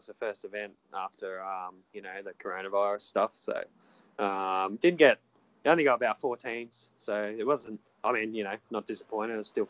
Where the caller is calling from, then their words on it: South Windsor, New South Wales, Australia; just ringing from South Windsor.